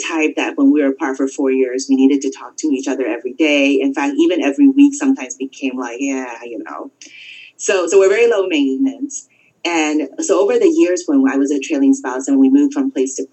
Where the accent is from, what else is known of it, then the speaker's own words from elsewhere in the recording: California, United States; I grew up in California.